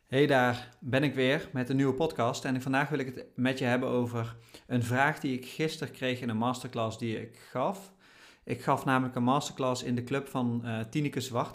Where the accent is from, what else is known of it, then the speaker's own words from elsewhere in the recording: Oirschot, North Brabant, Netherlands; moved away; daar ben ik opgegroeid in Oorschot